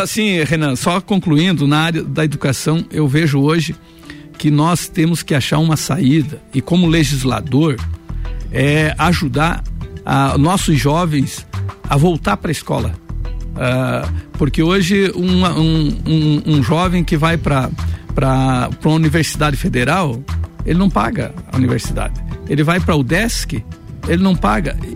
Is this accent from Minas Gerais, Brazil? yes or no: no; Anita Garibaldi, Santa Catarina, Brazil; also born or lived in Lages; minha terra natal, minha cidade, Anitta Garibaldi